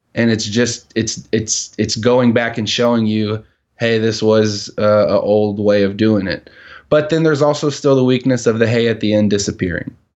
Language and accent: English; United States; I'm from America and that's how we do things.